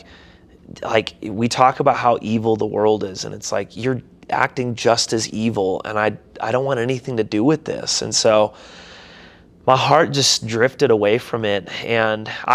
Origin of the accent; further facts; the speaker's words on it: St. Cloud, Minnesota, United States; moved away; also born or lived in Seattle, Washington / Des Moines, Iowa / Hector, Minnesota; I was born in Seattle, Washington, but I actually grew up a majority of my life in St. Cloud, Minnesota